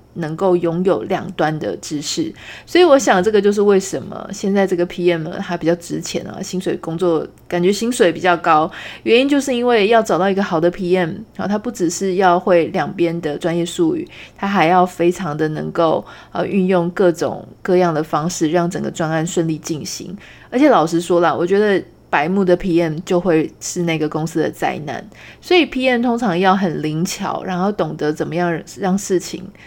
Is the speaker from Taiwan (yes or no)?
yes; Taiwan; 我们是台湾人